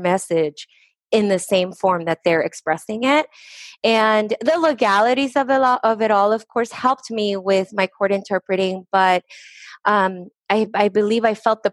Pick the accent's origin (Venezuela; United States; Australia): United States; Lynwood, California; English is a second language; also born or lived in Estelí, Nicaragua; I came to the United States at the age of 6 years old. I was raised in Linwood, California